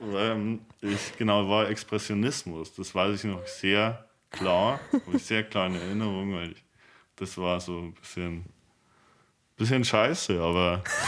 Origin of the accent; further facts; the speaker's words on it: Himmelmau?, Bavaria, Germany; Ich bin aus Himau ursprünglich im westlichen Landkreis Regensburg